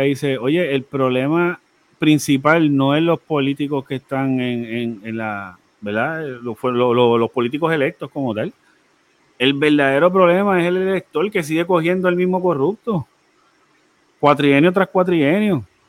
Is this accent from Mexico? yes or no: no; Puerto Rico; como puertorriqueños